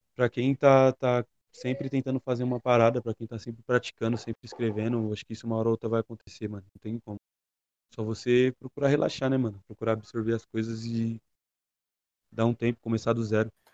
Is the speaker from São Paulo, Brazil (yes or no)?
yes; Ferraz de Vasconcelos, São Paulo, Brazil; sou de Ferraz de Vasconcelos, na ZL de São Paulo